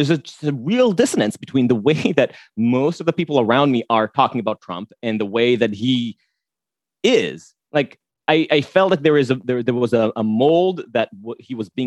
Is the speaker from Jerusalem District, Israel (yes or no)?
yes; Jerusalem, Jerusalem District, Israel; now in New York, United States; I was born in New York. My parents met at NYU and I was born here. But my mom is Israeli and they separated at a pretty young age. I grew up with her and my grandparents in a lovely neighborhood in Jerusalem